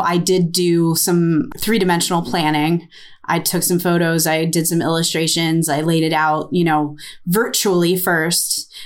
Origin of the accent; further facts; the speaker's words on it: United States; I'm American